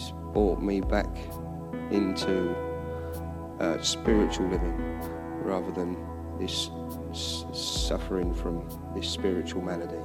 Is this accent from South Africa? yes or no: no; Harwicham, England, United Kingdom; Growing up being in Harwicham, being part of Harwicham Church